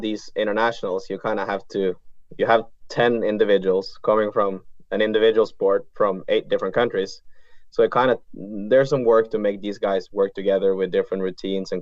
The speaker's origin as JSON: {"language": "English", "town": "Bergen", "region": "Vestland", "country": "Norway", "tie": "born or raised there", "moved": "yes", "said": "growing up in Bergen and playing tournaments"}